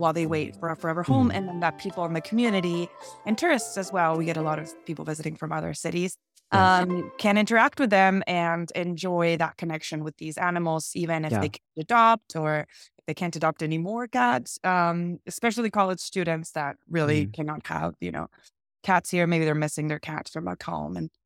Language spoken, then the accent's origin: English; Argentina; moved away as an adult; now in Santa Barbara, United States; When I moved here to the United States, I'm actually from Argentina. I moved here from Argentina